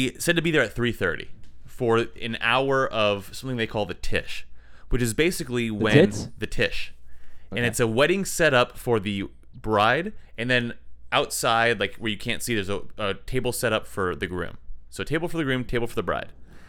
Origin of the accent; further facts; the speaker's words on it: Phoenix, Arizona, United States; And I'm from Arizona.